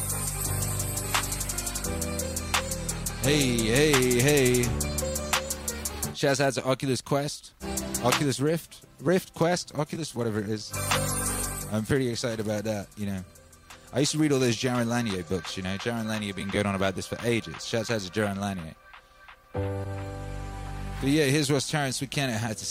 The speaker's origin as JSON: {"language": "English", "region": "Wales", "country": "United Kingdom", "tie": "born or raised there", "also_born_or_lived": "Los Angeles", "moved": "yes", "lives_now": "Texas, United States", "said": "I grew up in the countryside. I grew up in Wales."}